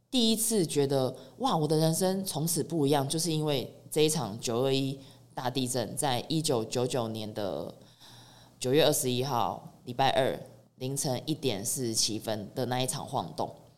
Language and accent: Chinese; Chiayi, Chiayi City, Taiwan; moved away as an adult; also born or lived in Taipei; 所以我自己在嘉义生活这么多年，我从小就在嘉义长大，一直到我十八岁高中毕业，我才离开嘉义去北部读册